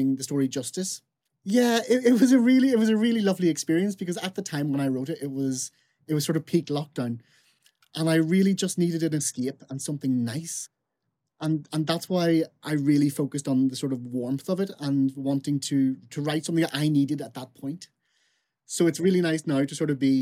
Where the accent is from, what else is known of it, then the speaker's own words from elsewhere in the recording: Fermanagh, Northern Ireland, United Kingdom; I'm from Fermanagh, which is in sort of West Northern Ireland. So I'm from a very, very small rural little place.